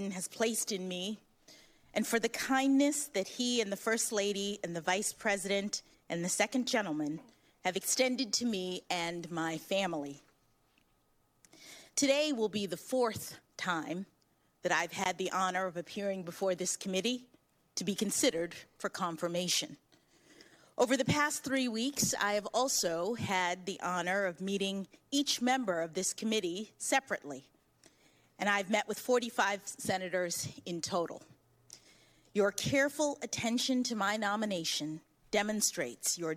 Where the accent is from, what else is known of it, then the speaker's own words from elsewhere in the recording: Washington, District of Columbia, United States; When I was born here in Washington